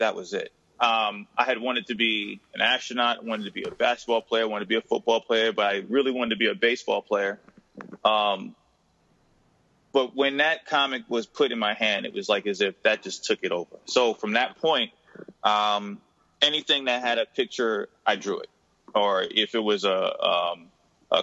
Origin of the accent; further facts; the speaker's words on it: New York City, New York, United States; I'm from Jamaica, Queens, New York, originally